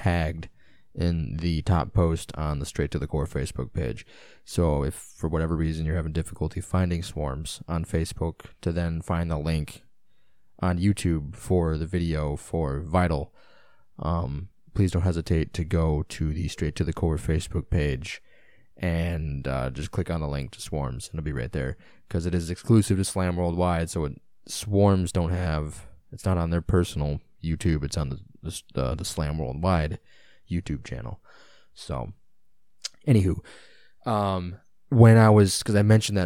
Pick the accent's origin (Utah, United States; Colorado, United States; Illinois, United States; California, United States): Illinois, United States; I'm just a American kid from fucking Illinois